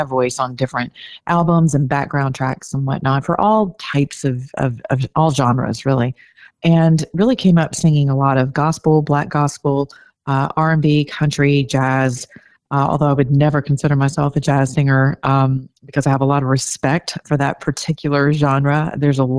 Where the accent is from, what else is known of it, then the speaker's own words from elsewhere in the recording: the South, United States; I'm from the South.